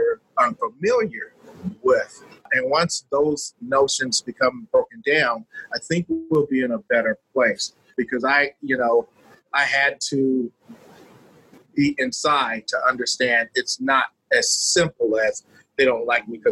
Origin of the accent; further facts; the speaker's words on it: Los Angeles, California, United States; I grew up in South Central Los Angeles